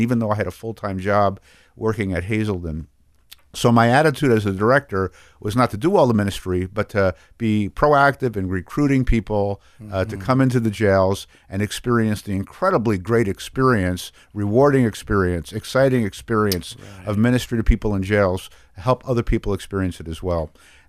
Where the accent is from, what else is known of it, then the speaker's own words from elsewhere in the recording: New York City, New York, United States; I was raised in New York City in a Jewish home, not a very religious home.